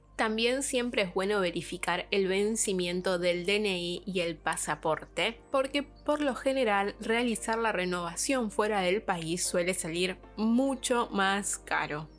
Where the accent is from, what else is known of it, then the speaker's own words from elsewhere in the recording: Argentina; moved away as an adult; now in Ireland; los papeles que traje como argentina antes de viajar